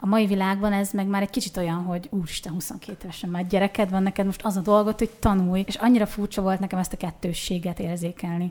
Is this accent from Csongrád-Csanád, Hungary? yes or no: no; Borsod-Abaúj-Zemplén, Hungary; moved away as an adult; now in Eger, Hungary; mi Borsodból mm. származunk. Nekünk azért Miskolc ott van a közelünkben, és ezért egy kicsit ilyen furcsa volt számunkra, hogy ugye Miskolc a gyermekkorunk, a fiatalkorunk egyik velős része